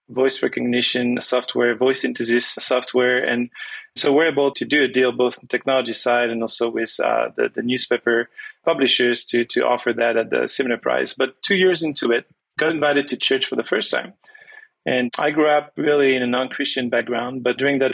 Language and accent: English; France; first language French; English is a second language; also born or lived in Toronto, Canada / Venezuela; growing up speaking only French